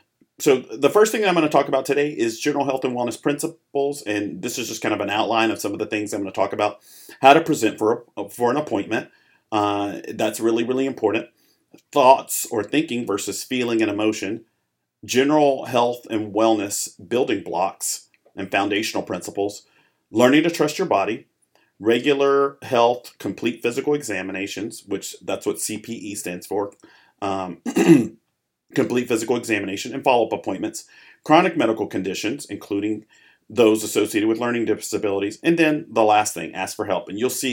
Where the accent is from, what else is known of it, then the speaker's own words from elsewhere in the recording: Arkansas, United States; also born or lived in Chicago; I was born in Chicago, grew up there, and then my family moved to Arkansas. I grew up in Arkansas, very different, but I learned a lot from both environments. I've kind of lived a little bit of everywhere.